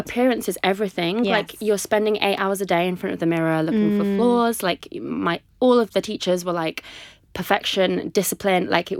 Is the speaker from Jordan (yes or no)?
no; Coventry, West Midlands, United Kingdom; also born or lived in Liverpool, United Kingdom / London, United Kingdom / United States; I'm from Coventry in the Midlands. Mm. Moved around a lot. Been in Liverpool for a while. The States quite a lot. London.